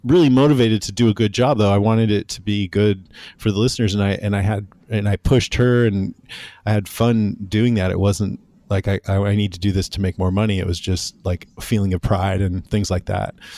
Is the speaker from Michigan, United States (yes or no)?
no; Modesto, California, United States; I grew up in Modesto, which is in Central California